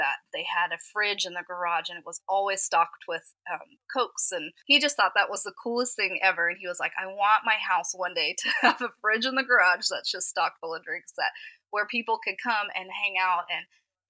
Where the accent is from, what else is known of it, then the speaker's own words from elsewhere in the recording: Atlanta, Georgia, United States; Didn't. Atlanta.